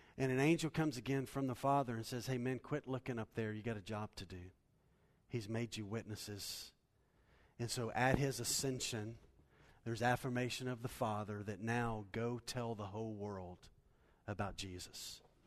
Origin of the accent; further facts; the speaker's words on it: United States; We're American Christians